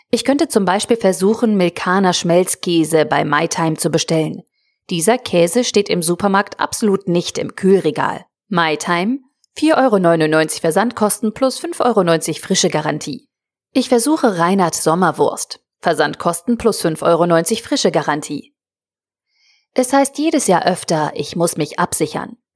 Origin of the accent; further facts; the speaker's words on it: Northern Germany, Germany; Ich komme ja aus Norddeutschland.